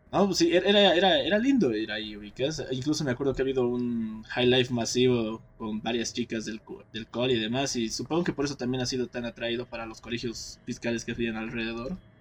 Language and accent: Spanish; Torotoro, Potosí, Bolivia; now in La Paz, Bolivia; cuando he vuelto a mi pueblo, Toro Toro